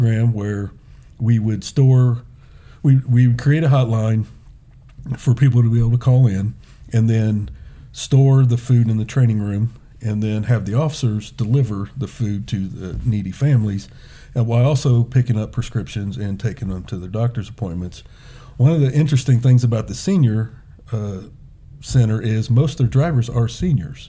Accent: Indianapolis, Indiana, United States; I was born and raised on the South Side, Perry Township

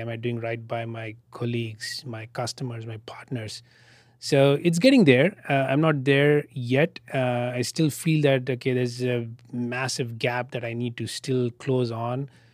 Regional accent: Bangalore, Karnataka, India; moved away as an adult; now in Austin, United States; my hometown in Bangalore

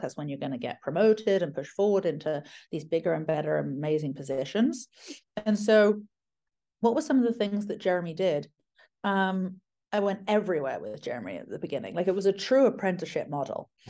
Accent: United Kingdom; moved away; I'm British

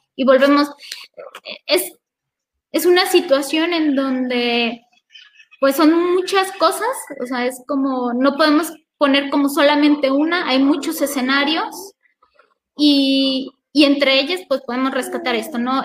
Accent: Mexico; historia que ya tenemos como mexicanos

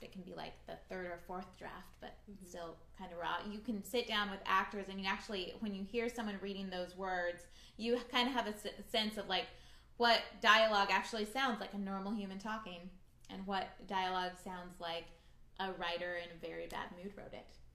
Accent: Orange County, California, United States; I grew up in Orange County

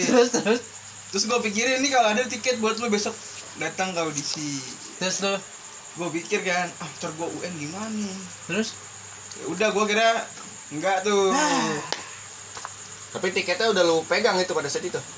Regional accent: Teluk Naga, Banten, Indonesia; Terus gue pulang kampung tuh ke Teluk Naga ceritanya.

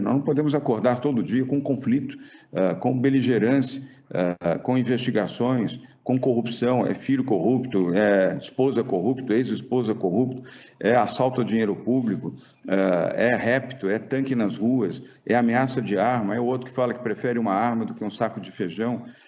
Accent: Brazil; amo a minha terra, amo o Brasil

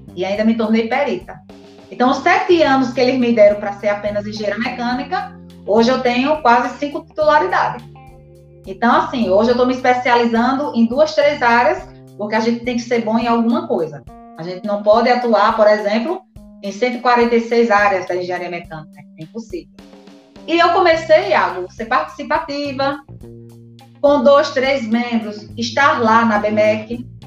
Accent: Arapiraca, Alagoas, Brazil; now in Maceió, Brazil; Sou do interior. Tenho o maior orgulho de ser de Arapiraca. Moro em Maceió.

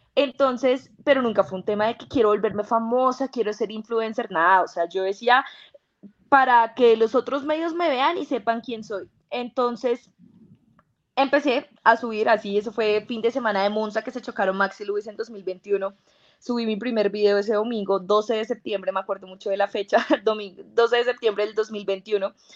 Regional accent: Colombia; nosotros los colombianos

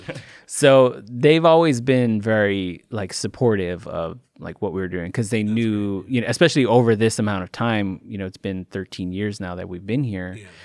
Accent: Chicago, Illinois, United States; moved away; I'm originally from Chicago, and mm-hmm. all of my family's still there

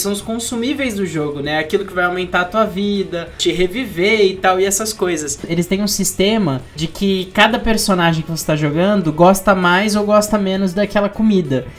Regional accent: Brazil; nós que somos brasileiros

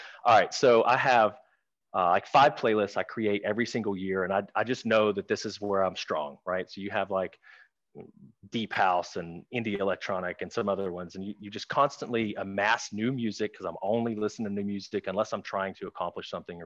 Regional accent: Clarksdale, Mississippi, United States; now in Dallas, United States; Clarksdale, where I grew up in Mississippi, is the home of blues music

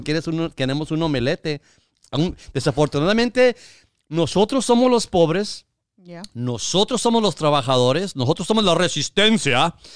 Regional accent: Mexico; now in United States

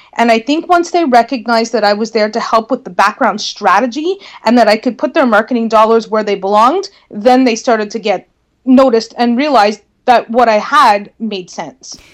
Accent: Northern Ontario, Canada; I was probably going to need to move away from my hometown in order to work for a marketing firm because there weren't any marketing firms where I lived

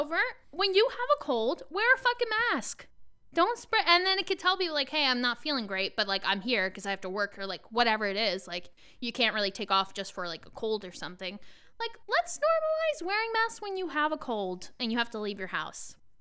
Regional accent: Long Island, New York, United States; I'm from Long Island

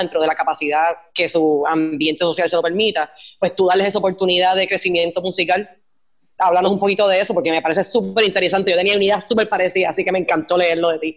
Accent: Puerto Rico; como puertorriqueño

